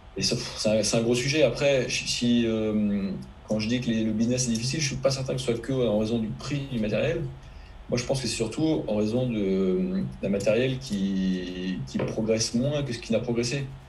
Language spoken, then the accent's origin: French; Finistère, Brittany, France; quand j'étais gamin, que j'habitais en Finistère